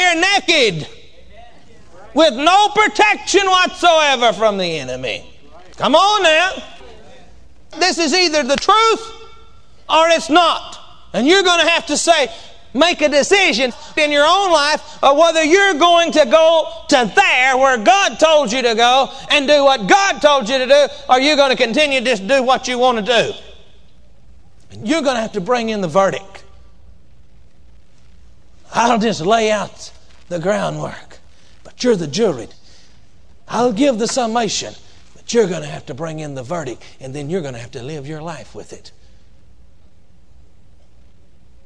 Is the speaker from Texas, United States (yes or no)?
yes; Texas, United States; I come from Texas and we say whooping down there where I come from